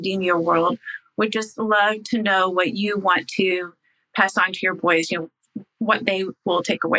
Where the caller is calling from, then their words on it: Irvine, California, United States; from Irvine, California